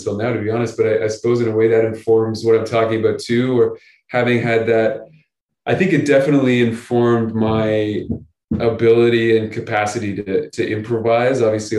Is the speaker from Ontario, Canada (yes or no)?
yes; Chatham, Ontario, Canada; I grew up a bunch of different places, but I grew up mostly near the Detroit Windsor border. I grew up about half an hour from Windsor in a little town called Chatham.